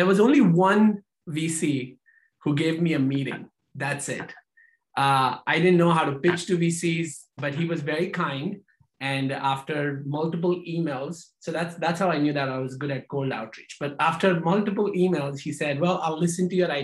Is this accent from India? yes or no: yes; India; moved away as an adult; now in United States; we come from India, we get a master's degree in engineering, and then we become an engineer